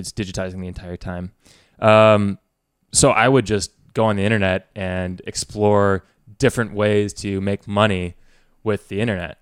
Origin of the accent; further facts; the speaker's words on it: West Lafayette, Indiana, United States; I grew up in West Lafayette, Indiana